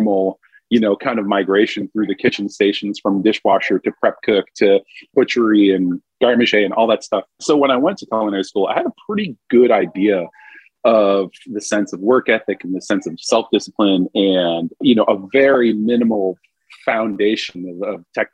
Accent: Vermont, United States; moved away as an adult; also born or lived in New Orleans, Louisiana; growing up in Vermont and rural, you know, dairy farm, moving to downtown New Orleans was quite the culture shock at 19.

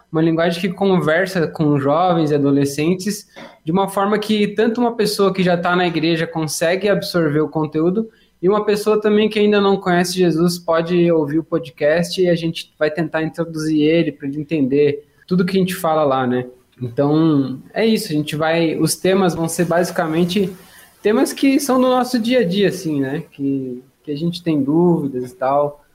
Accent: São Miguel do Oeste, Santa Catarina, Brazil; Eu nasci numa cidade chamada São Miguel do Oeste

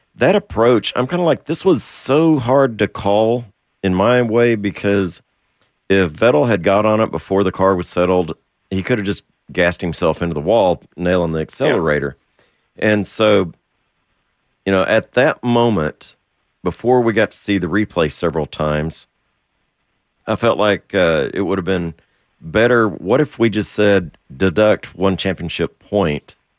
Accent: Texas, United States; I get heckled for being a Texan

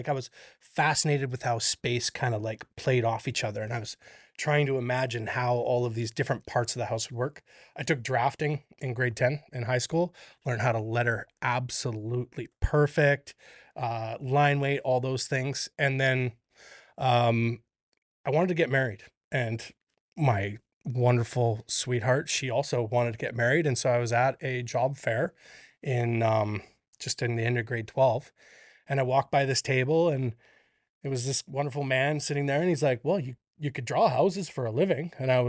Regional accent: Alberta, Canada; I grew up in Northern Alberta, like an hour out of Grand Prairie, in a log house that my dad skidded with a big cat from one property to a quarter section

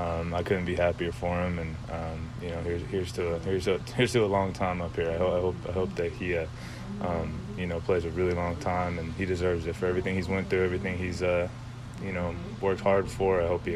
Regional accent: Lompoc, California, United States; my hometown in Lompoc

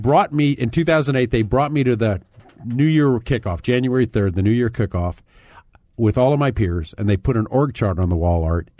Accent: East Coast, United States; I'm from the East Coast. I work from Virginia.

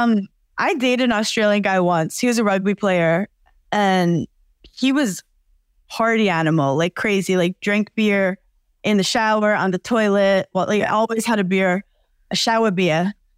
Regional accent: New York, United States; I'm from New York

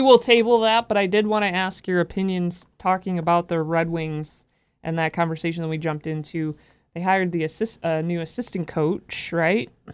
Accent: Bay City, Michigan, United States; I grew up in Bay City

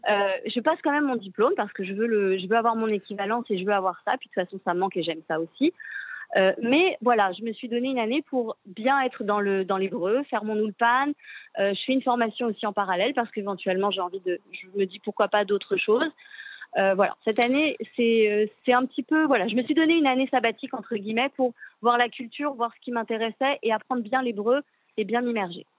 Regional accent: France; moved away as an adult; now in Israel; On est français

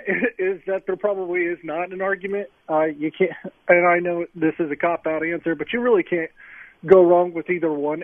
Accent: Ohio, United States; I'm from Ohio, so I kind of grew up around the Ohio State football stuff

